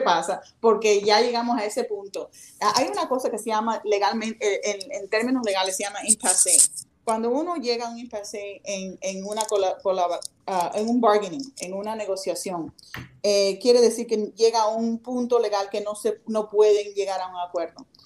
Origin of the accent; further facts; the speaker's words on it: Miami, Florida, United States; yo soy americana, yo nací en Miami. Sin embargo, me siento cubana